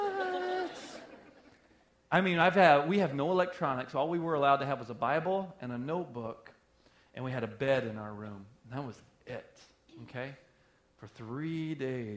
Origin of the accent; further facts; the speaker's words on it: the South, United States; moved away; I'm from the South